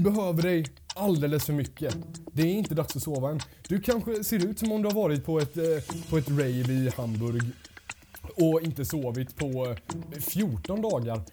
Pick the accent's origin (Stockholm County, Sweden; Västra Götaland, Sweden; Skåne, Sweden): Västra Götaland, Sweden; Gothenburg; now in Linköping, Sweden; jag kommer faktiskt från Göteborg